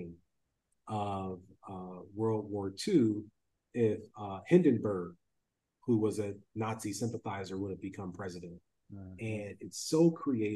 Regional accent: Ohio, United States; I'm from Ohio

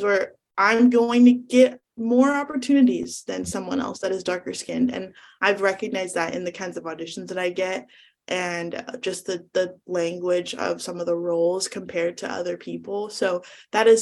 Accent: Northern California, United States; I'm from Northern California

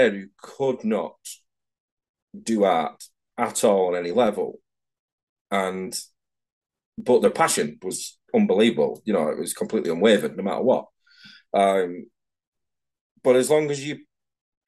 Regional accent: Manchester, North West England, United Kingdom; moved away as an adult; now in Edinburgh, United Kingdom; I'm from Manchester down in England

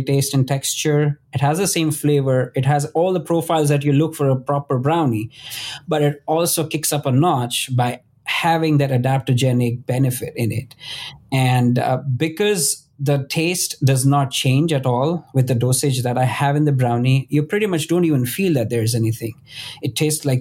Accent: Western India, India; moved away; I come from India, and the western part of India, especially the city that I grew up in, has the world's biggest Ayurvedic university.

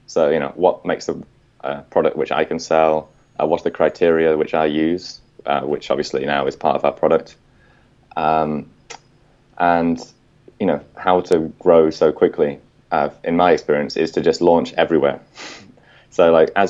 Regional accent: England, United Kingdom; now in Vietnam; I'm English

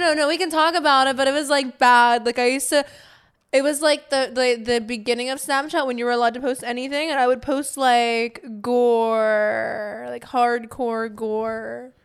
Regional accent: Pittsburgh, Pennsylvania, United States; I'm from Pennsylvania

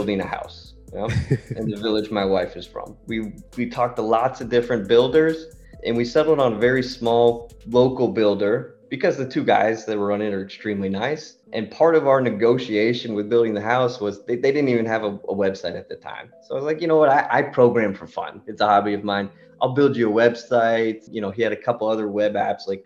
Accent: United States; moved away as an adult; also born or lived in Austria; now in Vienna, Austria; I'm an American guy, but I've been living in Austria the last 10 years

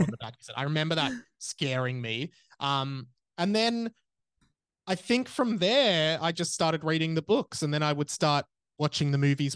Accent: Australia; as an Australian

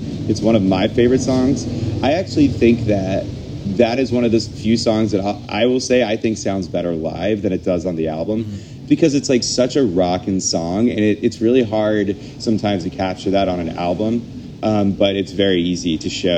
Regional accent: Tarboro, North Carolina, United States; moved away as an adult; now in New York, United States; I'm originally from Tarboro, North Carolina

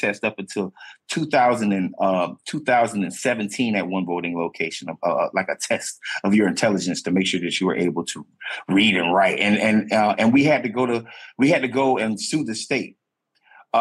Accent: the South, United States; a black man that is born and raised in the South

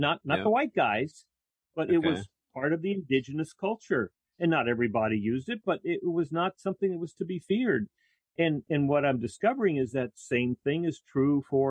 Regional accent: South Texas, United States; growing up in South Texas

